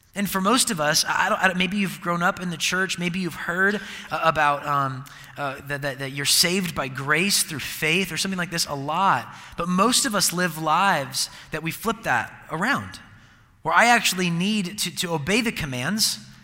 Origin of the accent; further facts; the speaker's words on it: Seattle, Washington, United States; I'm from Seattle and I'm a Seahawks fan